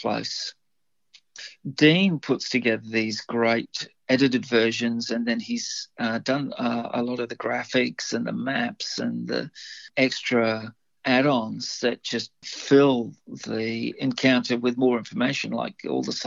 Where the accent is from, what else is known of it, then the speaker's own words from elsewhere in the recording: Livingstone, Southern Province, Zambia; now in Australia; I was brought up in Africa, so I was born in Zambia.